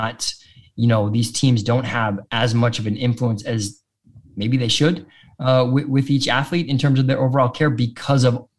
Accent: Boston, Massachusetts, United States; I'm from Boston

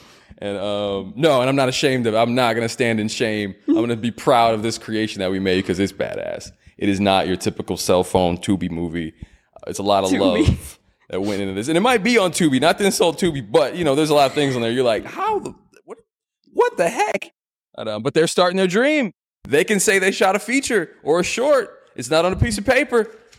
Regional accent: Irving, Texas, United States; I grew up in Irving, and there's this cool spot called New York Pizza Pasta. Off of MacArthur, what else is over there? By my old middle school, Barbara Bush Middle School.

